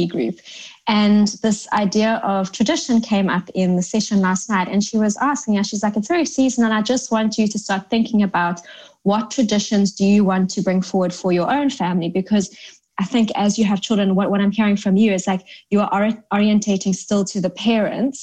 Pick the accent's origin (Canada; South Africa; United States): South Africa; now in London, United Kingdom; Growing up in South Africa